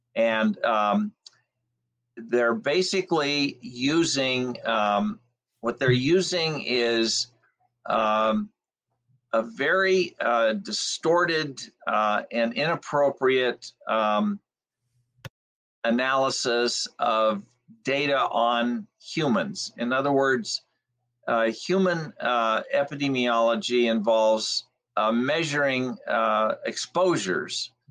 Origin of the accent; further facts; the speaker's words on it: Alhambra, California, United States; I was born in Los Angeles County in the city of Alhambra, and um, I lived in some of the smoggiest areas of Los Angeles in the middle of the 20th century